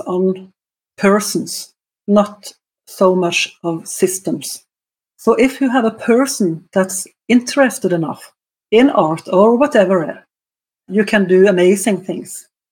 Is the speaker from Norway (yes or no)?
yes; Norway